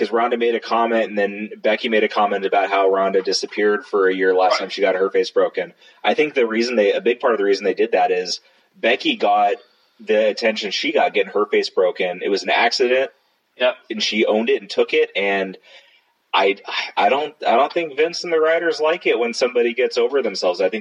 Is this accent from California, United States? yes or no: yes; Southern California, United States; moved away; I come from Southern California